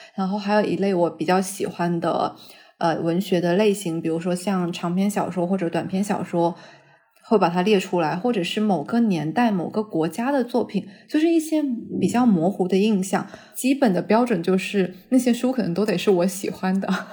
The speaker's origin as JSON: {"language": "Chinese", "region": "southern China", "country": "China", "said": "我是个南方人"}